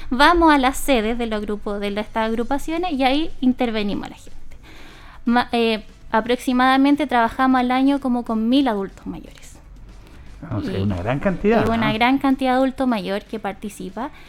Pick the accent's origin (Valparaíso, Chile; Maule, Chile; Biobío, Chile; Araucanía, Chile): Maule, Chile; Linares; estas dos duplas que somos de Linares, trabajamos con distintas poblaciones dependiendo del sector de Linares.